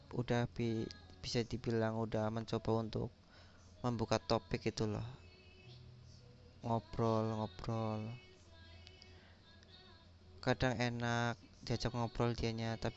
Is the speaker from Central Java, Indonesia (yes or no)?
yes; Kebumen, Central Java, Indonesia; Aku dari Kebumen, Jawa Tengah. Khususnya Indonesia dong.